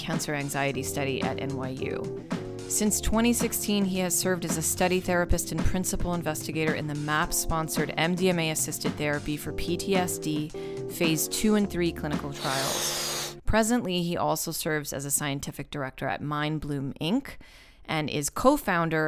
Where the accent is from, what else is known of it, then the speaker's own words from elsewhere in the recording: Long Island, New York, United States; also born or lived in France; growing up on Long Island to like Jewish parents and grandparents